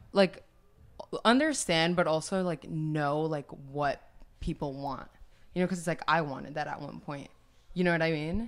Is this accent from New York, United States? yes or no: yes; New York City, New York, United States; growing up in New York City